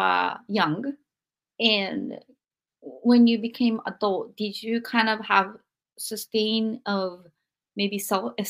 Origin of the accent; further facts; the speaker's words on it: Japan; English is a second language; now in United States; I am Japanese